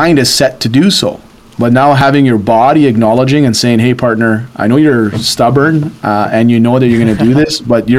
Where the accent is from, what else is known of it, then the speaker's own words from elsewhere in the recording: Sudbury, Ontario, Canada; I grew up here in Sudbury